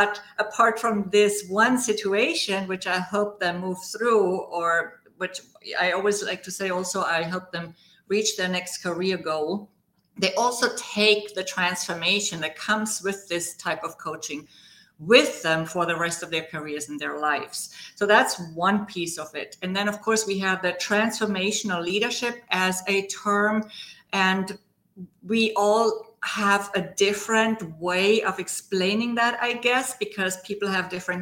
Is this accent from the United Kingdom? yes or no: no; Germany; English is a second language; moved away; also born or lived in Spain / Brazil / Argentina / West Coast, United States; As you may hear from my accent, I was born in Germany. I spent quite a few years there before I moved to Spain